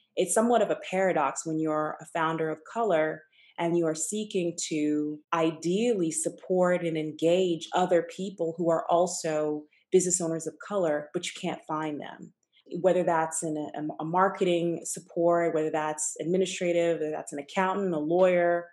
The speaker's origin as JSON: {"language": "English", "town": "Atlanta", "region": "Georgia", "country": "United States", "tie": "born or raised there", "also_born_or_lived": "Tulsa, Oklahoma", "moved": "as an adult", "lives_now": "New York City, United States", "said": "I grew up in Atlanta, grew up in a Nigerian household"}